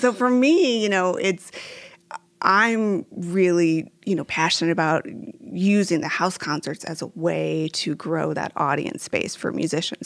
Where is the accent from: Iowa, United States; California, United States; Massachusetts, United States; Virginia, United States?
Iowa, United States; Waverly; growing up in Waverly, uh, having Wartburg College there